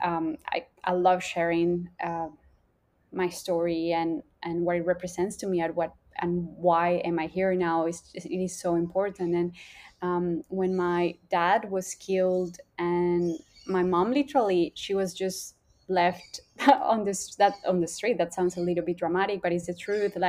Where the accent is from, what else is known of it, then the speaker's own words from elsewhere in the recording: Colombia; now in Australia; I grew up in Colombia, a smaller town, like compared to Australia